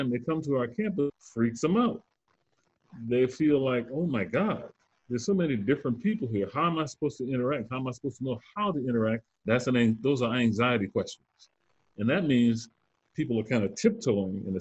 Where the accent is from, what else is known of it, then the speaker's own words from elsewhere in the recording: Southern United States, United States; So I grew up in the Jim Crow South.